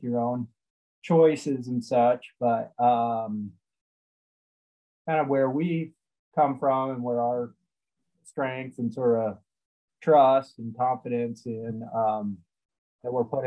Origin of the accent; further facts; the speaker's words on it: Missouri, United States; I grew up in Missouri